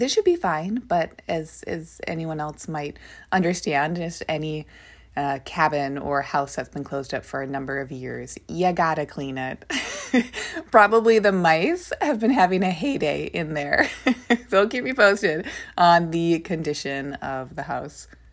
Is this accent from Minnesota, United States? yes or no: yes; Minnesota, United States; Where I grew up, so is where my family lives. We live in Minnesota